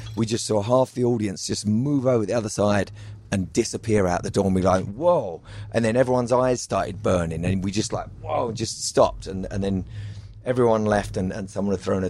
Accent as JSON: {"language": "English", "region": "London", "country": "United Kingdom", "said": "I'm from London"}